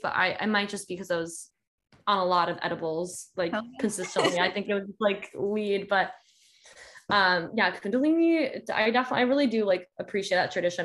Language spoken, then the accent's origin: English; Georgia, United States; also born or lived in South Carolina; now in California, United States; I grew up in Georgia and went to school in South Carolina